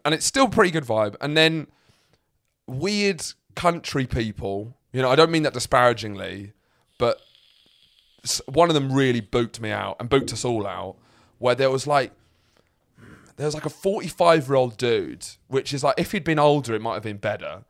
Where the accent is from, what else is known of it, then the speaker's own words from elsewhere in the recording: Lewes, South East England, United Kingdom; moved away; my hometown, I come from Lewes